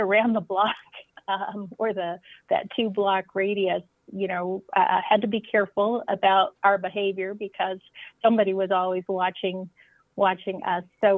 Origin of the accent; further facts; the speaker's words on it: Boulder, Colorado, United States; I was born in Boulder